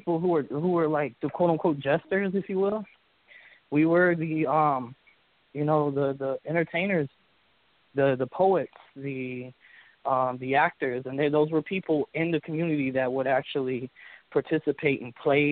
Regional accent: Memphis, Tennessee, United States; first language English; English is my first language. I was born in Memphis, Tennessee. I was raised here

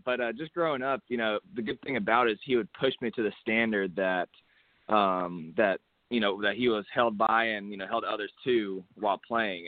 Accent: Hutto, Texas, United States; a little school over here in my hometown of Hutto, Texas

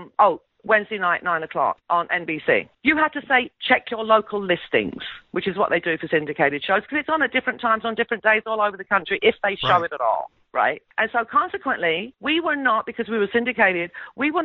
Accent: England, United Kingdom; I'm English. Maybe it's because I'm of Greek heritage

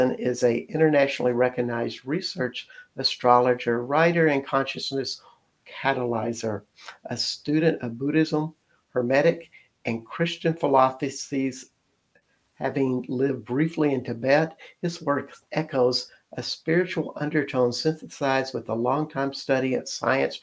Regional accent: Texas, United States; we're all from Texas

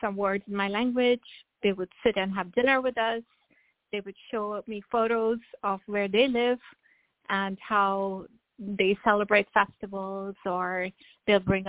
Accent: India; now in Atlanta, United States; growing up in India, I grew up with my grandmother

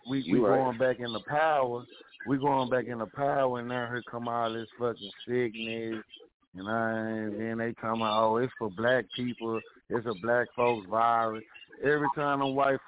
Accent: Dallas, Texas, United States; I grew up in Dallas.

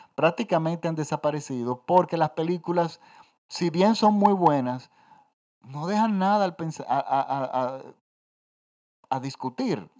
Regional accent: Dominican Republic; Yo crecí en los 70 en mi país, yo estoy en la República Dominicana. Yo crecí en una dictadura

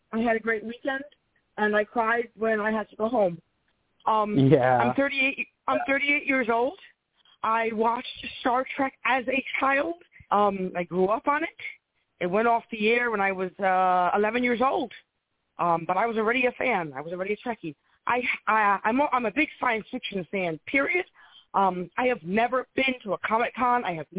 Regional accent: New York City, New York, United States; I lived in the – we grew up in the South Bronx, actually.

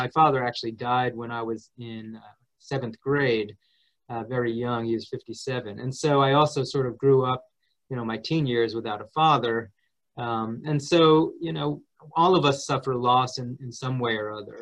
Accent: New Jersey, United States; I grew up in New Jersey

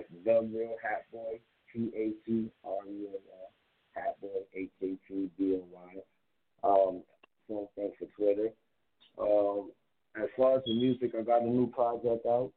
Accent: New York City, New York, United States; I'm from the Boogie Down Bronx

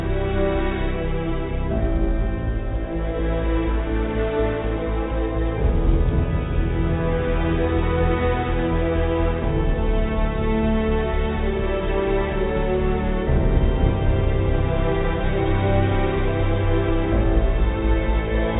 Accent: DR Congo; also born or lived in Boston, United States; now in California, United States; As you all know, I was born and raised in the Congo, in the Democratic Republic of the Congo. I grew up in Congo, Zaire, grew up in Boston

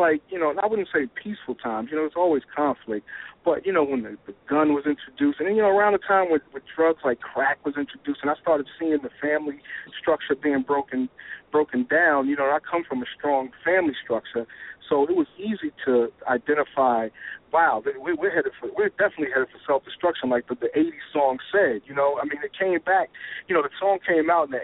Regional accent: Jersey City, New Jersey, United States; coming from, you know, Jersey City, growing up in Jersey City

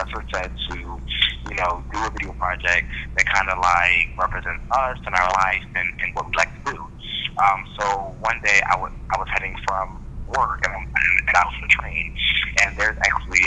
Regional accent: Philadelphia, Pennsylvania, United States; moved away as an adult; also born or lived in Jamaica; now in New York, United States; I was raised in Philadelphia, but I just moved to New York about like a year and a half ago

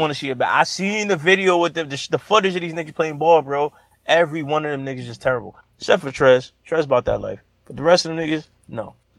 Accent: New York City, New York, United States; I'm from New Orleans, man. I'm from Brooklyn

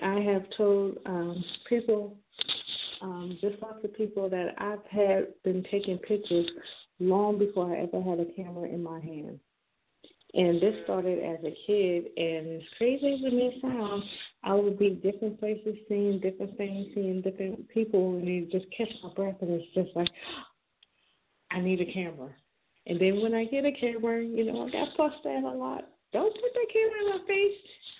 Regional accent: Jersey Shore, New Jersey, United States; now in Maryland, United States; I am a Jersey girl to heart. You can take me out of Jersey, but you can't take the Jersey out of me. I am born in Jersey Shore. Let's see, but I currently reside in Maryland. I come from a military background. I am retired military.

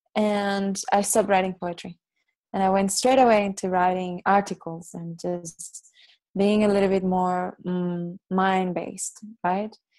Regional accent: Dominican Republic; first language Catalan; English is a second language; moved away; also born or lived in Barcelona, Spain; I was born in Barcelona, and uh, when I was two years old, I moved to the Dominican Republic, and I had a beautiful life in there.

